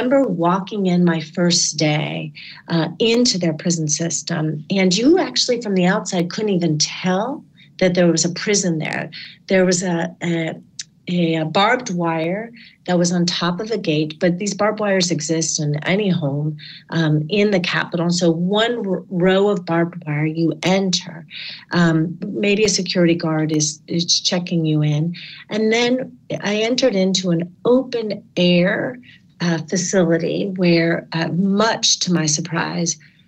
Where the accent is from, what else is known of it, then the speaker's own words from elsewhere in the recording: Connecticut, United States; in Connecticut, my home state